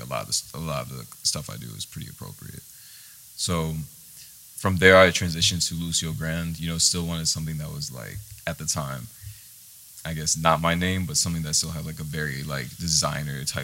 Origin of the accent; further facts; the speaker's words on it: Istanbul, Turkey; born there; I was born in Istanbul, Turkey.